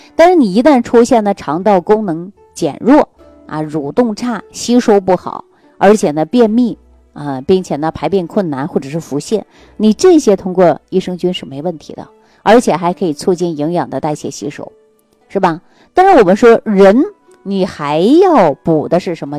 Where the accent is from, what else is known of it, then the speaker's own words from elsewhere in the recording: Northeast China, China; 我们东北老家